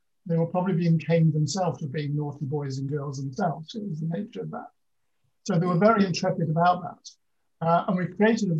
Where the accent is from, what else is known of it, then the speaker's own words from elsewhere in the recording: Lincolnshire Fens, East Midlands, United Kingdom; I grew up in the Lincolnshire Fens, so in a very rural